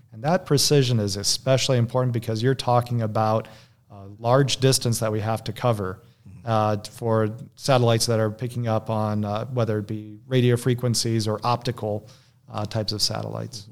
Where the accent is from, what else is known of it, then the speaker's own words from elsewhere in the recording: Michigan, United States; I was born and raised in Michigan